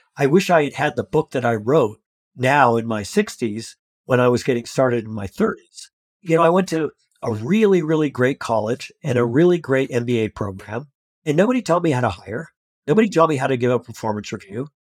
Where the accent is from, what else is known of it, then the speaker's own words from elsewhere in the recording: Colorado, United States; I grew up in a really rural part of Colorado